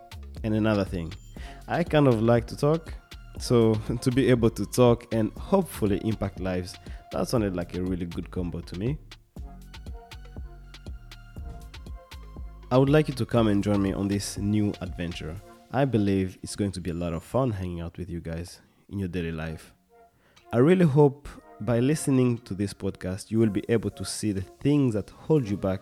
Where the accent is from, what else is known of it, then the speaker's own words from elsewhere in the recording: Kinshasa, DR Congo; now in Sweden; I'm originally from Congo, Kinshasa, but I have been living in Sweden for the past decade